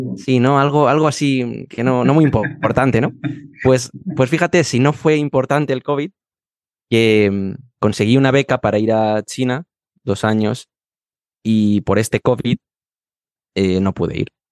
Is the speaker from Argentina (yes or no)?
no; Madrid, Community of Madrid, Spain; profesor certificado de español para extranjeros y soy de Madrid y vivo en Madrid